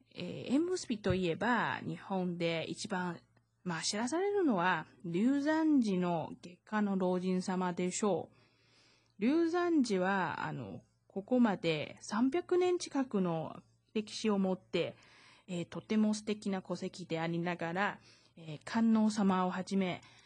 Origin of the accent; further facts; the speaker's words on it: Taiwan; 台湾生まれ、台湾育ち